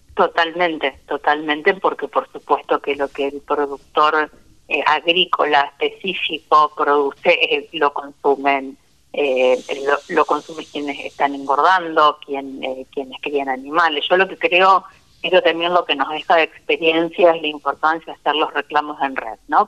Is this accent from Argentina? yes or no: yes; Santa Fe, Argentina; desde mi tierra, Santa Fecina.